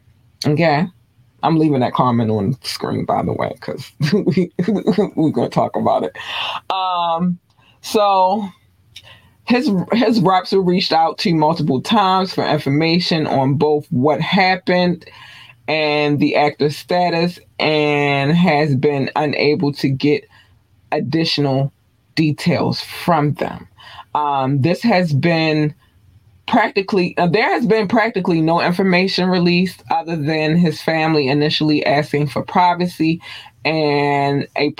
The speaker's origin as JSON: {"language": "English", "town": "Baltimore", "region": "Maryland", "country": "United States", "said": "But I'm from Baltimore. This happens. this happens. I don't care where you live at in Baltimore."}